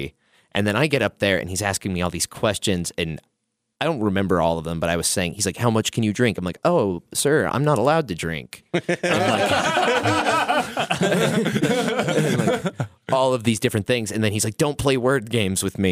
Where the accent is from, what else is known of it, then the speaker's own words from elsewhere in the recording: Cincinnati, Ohio, United States; growing up in Cincinnati